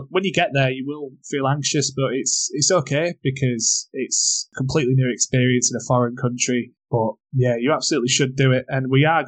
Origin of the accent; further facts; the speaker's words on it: England, United Kingdom; I'm from England.